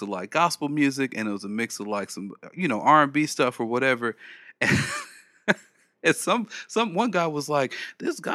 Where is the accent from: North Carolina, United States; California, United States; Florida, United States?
California, United States; Los Angeles; moved away; I'm originally from LA.